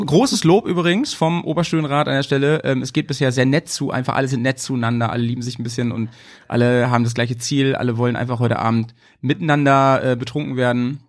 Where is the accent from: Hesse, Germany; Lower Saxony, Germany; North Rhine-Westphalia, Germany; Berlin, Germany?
Lower Saxony, Germany; Hanover; now in Bremen, Germany; Ich komme ja aus Hannover eigentlich, aus der Gegend